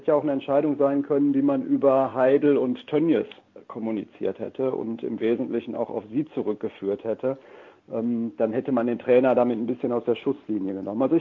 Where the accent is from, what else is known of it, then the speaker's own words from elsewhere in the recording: Dortmund, North Rhine-Westphalia, Germany; das sage ich auch als Dortmunder, der nicht im Verdacht steht, äh, Vorsitzender des FC Bayern